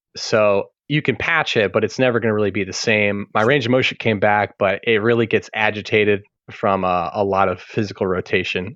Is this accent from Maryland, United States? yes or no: yes; Maryland, United States; moved away as an adult; also born or lived in Birmingham / Baltimore; just moved back to my home state of Maryland